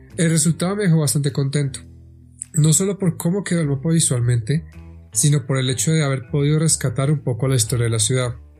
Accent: Bogotá, Colombia; soy bogotano con raíces bien profundas en la ciudad

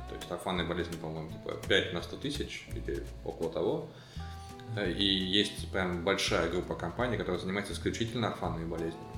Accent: Siberia, Russia; моей родной Сибири

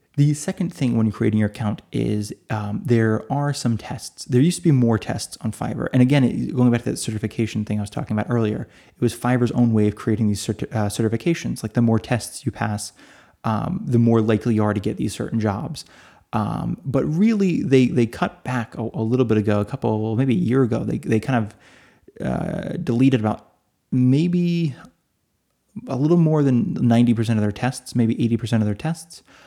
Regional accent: United States; now in Italy; I'm in Italy. Uh, so although I'm American, although I read in English, I am listed as being in Italy.

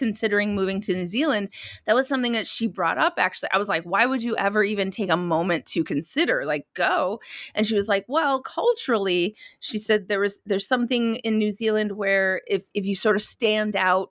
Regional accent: Minnesota, United States; I grew up in Minnesota where I went to private schools.

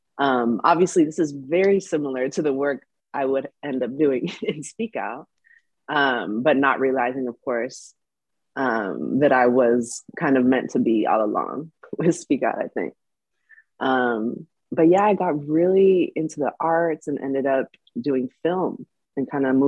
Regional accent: California, United States; like inspired by so many people in my community growing up in the Bay Area, California.

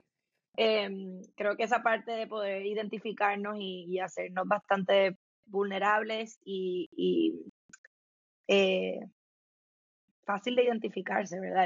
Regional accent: Puerto Rico; soy puertorriqueña, nacida, crecida, eh, criada en Puerto Rico

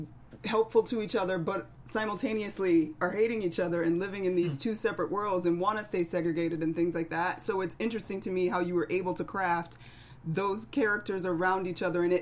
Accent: Atlanta, Georgia, United States; moved away; also born or lived in Rochester, New York / Chicago; I'm originally from Atlanta, family's in South Georgia, but I also went to school in Rochester, New York, and went to Chicago.

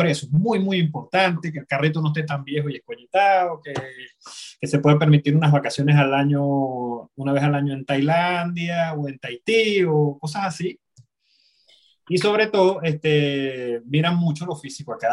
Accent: Venezuela; now in France; los últimos seis años que vivo fuera de Venezuela

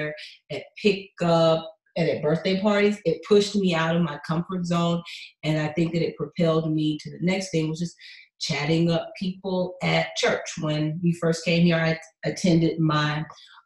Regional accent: Atlanta, Georgia, United States; now in Houston, United States; I'm from Atlanta

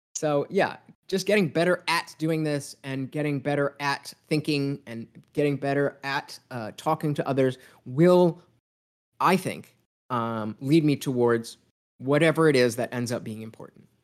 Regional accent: United States; me being an American kid

